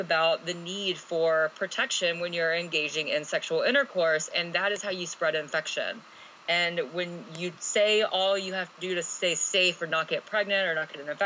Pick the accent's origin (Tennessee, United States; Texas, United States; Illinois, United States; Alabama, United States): Alabama, United States; I grew up in Alabama